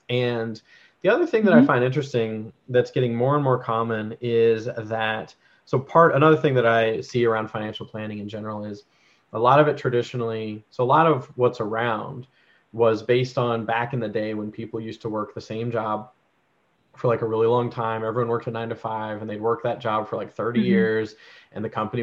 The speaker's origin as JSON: {"language": "English", "region": "North Carolina", "country": "United States", "tie": "born or raised there", "also_born_or_lived": "Georgia, United States", "moved": "yes", "lives_now": "Canada", "said": "I grew up in North Carolina and well, Georgia and North Carolina, and I was in high school for North Carolina"}